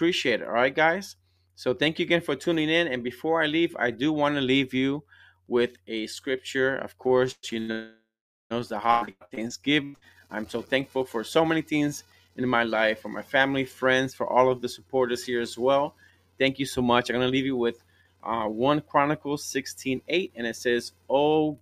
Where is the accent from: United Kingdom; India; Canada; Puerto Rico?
Puerto Rico; I'm from Puerto Rico and my wife is from Colombia